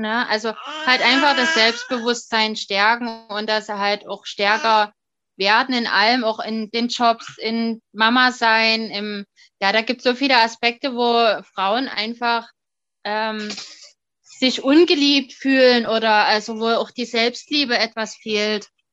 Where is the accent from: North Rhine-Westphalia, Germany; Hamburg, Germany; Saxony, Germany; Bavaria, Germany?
Saxony, Germany; Dresden; ich komme aus dem Raum Sachsen, beziehungsweise genauer Dresden